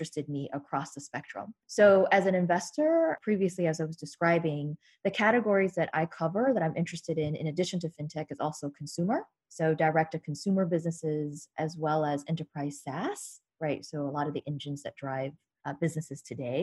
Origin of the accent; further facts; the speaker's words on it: New York, United States; I am from New York. I have family and friends and network here